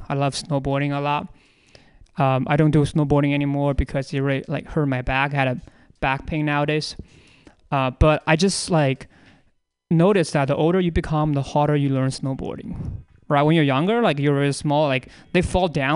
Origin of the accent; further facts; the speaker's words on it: China; now in United States; I was born in China, and my parents got like a divorce when I was a very little kid